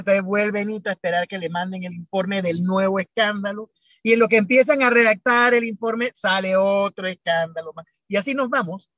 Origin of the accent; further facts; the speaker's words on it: Panama; como buen panameño